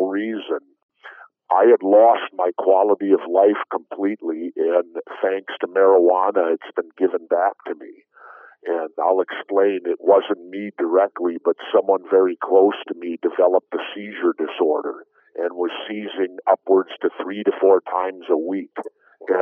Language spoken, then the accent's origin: English; Minneapolis, Minnesota, United States; I grew up in South Minneapolis, inner city